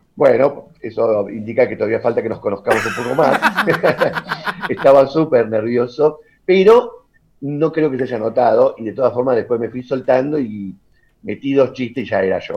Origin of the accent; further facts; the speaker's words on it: Argentina; somos los argentinos, estamos desencontrados